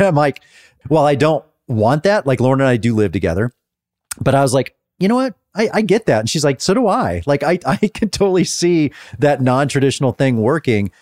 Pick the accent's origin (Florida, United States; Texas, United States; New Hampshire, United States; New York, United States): Texas, United States; Dallas; moved away; I grew up in Dallas.